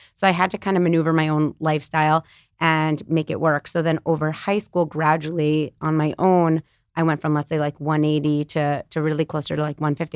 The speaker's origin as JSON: {"language": "English", "town": "New York City", "region": "New York", "country": "United States", "tie": "born or raised there", "said": "I'm born and raised in New York City on the Upper West Side"}